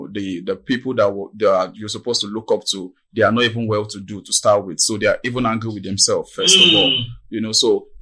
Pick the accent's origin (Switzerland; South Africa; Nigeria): Nigeria; Maryland, Lagos; born and brought up in Maryland. Nigeria, Maryland.